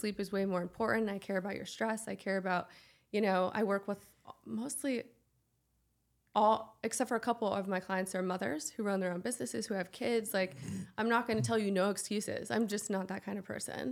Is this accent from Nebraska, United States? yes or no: yes; Nebraska, United States; moved away; also born or lived in Nashville; I come from Nebraska